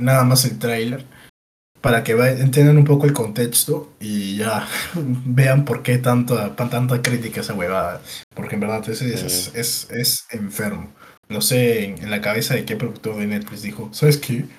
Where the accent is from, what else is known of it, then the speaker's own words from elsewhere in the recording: Peru; Somos peruanos